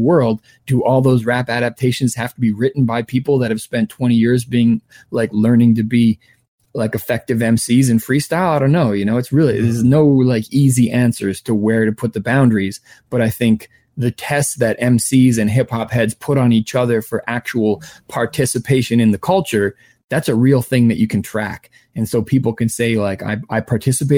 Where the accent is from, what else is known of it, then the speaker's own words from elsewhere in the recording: Vancouver, British Columbia, Canada; where I grew up in Vancouver